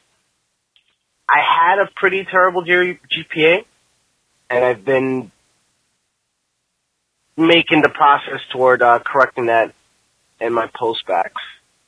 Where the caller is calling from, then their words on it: New York City, New York, United States; I'm calling from New York City.